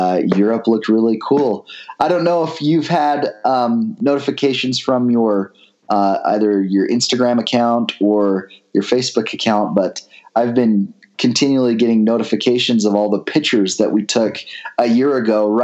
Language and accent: English; American Fork, Utah, United States; also born or lived in Pleasant Grove, Utah; I actually grew up in American Fork, Utah